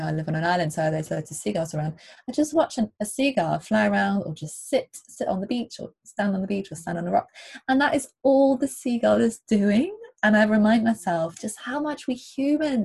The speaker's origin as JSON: {"language": "English", "country": "Germany", "tie": "born or raised there", "moved": "yes", "said": "I grew up in Germany in a city, in a town surrounded by cities, 3 hours away from the coast."}